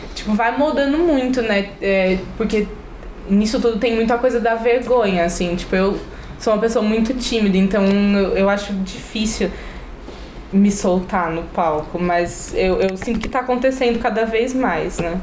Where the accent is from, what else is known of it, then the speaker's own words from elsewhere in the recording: São Paulo, Brazil; now in Florianópolis, Brazil; nasci em São Paulo, moro em Floripa